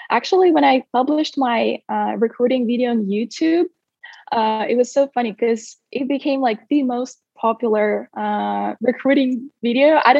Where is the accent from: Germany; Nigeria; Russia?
Russia; Siberia; moved away as an adult; also born or lived in Sacramento, United States; I spent almost 18 years of my life here uh, in Siberia, to be precise. And then at the age of 18, I moved to the US when I uh, got a full athletic scholarship at Sac State.